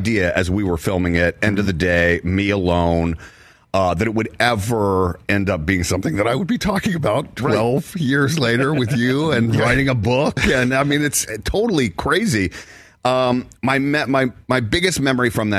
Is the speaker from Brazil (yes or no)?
no; the South, United States; I'm from the South